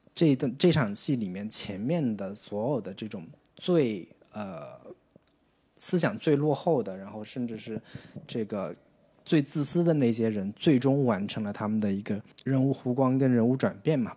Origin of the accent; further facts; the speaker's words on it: China; 从我们中国人自己的角度